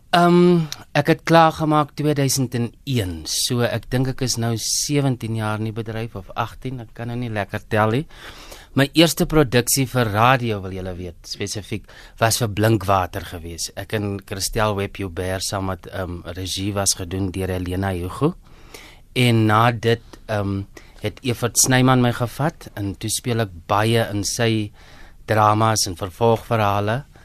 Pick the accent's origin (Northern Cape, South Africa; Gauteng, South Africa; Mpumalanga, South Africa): Northern Cape, South Africa; Groblershoop; moved away as an adult; also born or lived in Upington / Pretoria; ek is 'n Noord-Kaper, hoor. Ek is gebore in Appington. Ek het grootgeword in Grablershoop